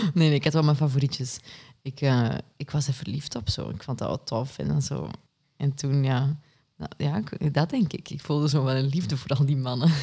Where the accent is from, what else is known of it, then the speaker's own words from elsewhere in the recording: Kempen, Flanders, Belgium; now in Antwerp, Belgium; ik ben afkomstig uit de Kempen